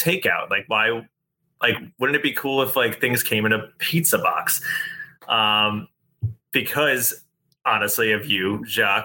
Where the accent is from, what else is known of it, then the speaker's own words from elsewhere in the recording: Long Island, New York, United States; also born or lived in Chicago; now in Manhattan, United States; I'm up from Long Island